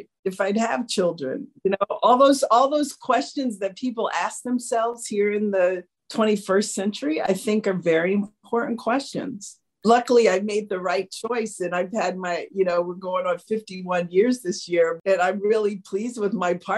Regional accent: Washington, District of Columbia, United States; I grew up in Washington, D.C. in the 50s, very segregated city

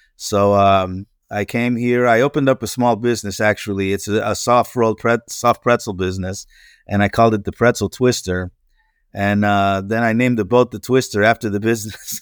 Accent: Pennsylvania, United States; moved away as an adult; now in Florida, United States; I grew up in Pennsylvania, uh, that which is the nor-, in the northeast, northeastern part of the U S

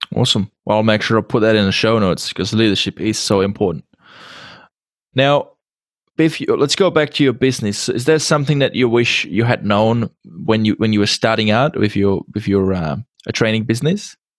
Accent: Czechia; English is a second language; i come from uh, czech republic so english is my second language

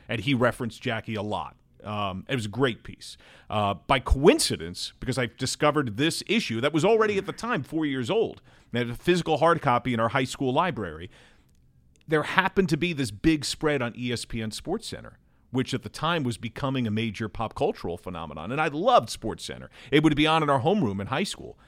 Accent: Brick, New Jersey, United States; moved away as an adult; also born or lived in Manhattan, New York City / Edgewater, New Jersey / Delaware; now in Cincinnati, United States; I grew up in New Jersey

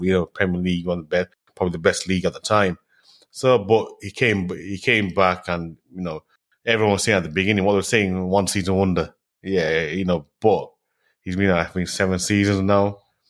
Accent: Manchester, North West England, United Kingdom; I'm from Manchester

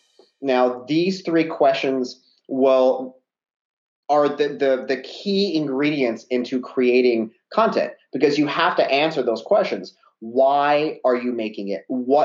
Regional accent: Albuquerque, New Mexico, United States; moved away as an adult; now in Seattle, United States; I am a born and raised in Albuquerque, New Mexico, and I moved out to Seattle about seven, almost 8 years now.

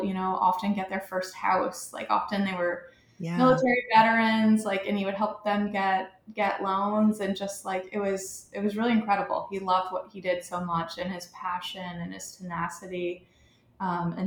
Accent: Edgewood, Kentucky, United States; also born or lived in Cincinnati, Ohio / Charlotte / Boston; I grew up in Edgewood, Kentucky

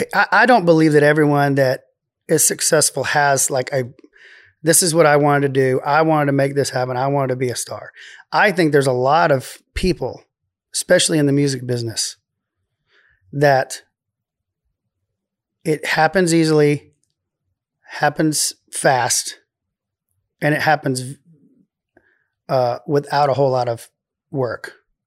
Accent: Waco, Texas, United States; accent: Waco; Well, it's my Waco accent.

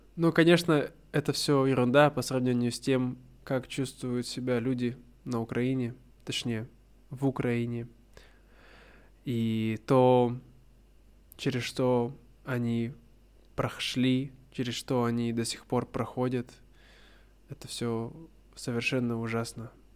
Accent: Russia; now in Vietnam; я давно хотел переехать в Россию, хотел вернуться, да, домой, хотел жить в родном городе

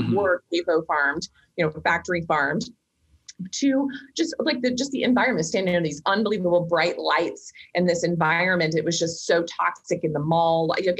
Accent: Kansas, United States; I grew up in Kansas.

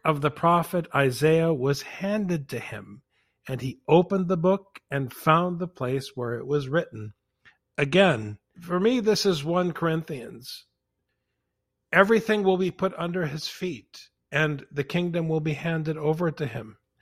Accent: Saint Paul, Minnesota, United States; I grew up on the West Side in Saint Paul.

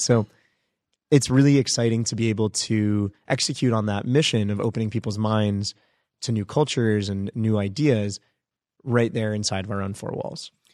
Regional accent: United States; born or raised there; also born or lived in India (ancestry)

